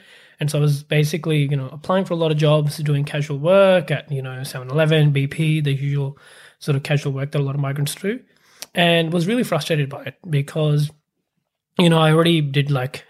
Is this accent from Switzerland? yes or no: no; Pakistan; English is a second language; now in Australia; So for me, I am from Pakistan originally, and I came to Australia in 2013. Before coming here, I actually my dad used to be in the army in Pakistan, and so we basically moved around from city to city.